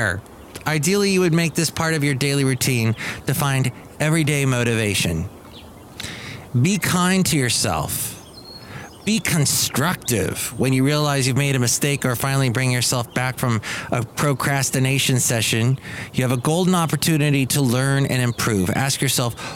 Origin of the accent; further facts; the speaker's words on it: California, United States; longtime Californian here, growing up in California